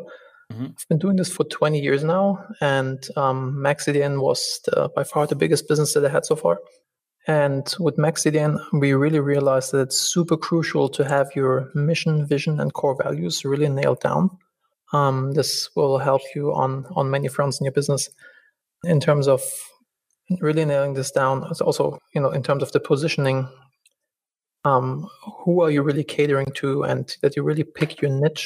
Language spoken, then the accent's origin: English; Germany; moved away as an adult; also born or lived in Los Angeles, United States; now in Bodrum, Turkey; I'm originally from Germany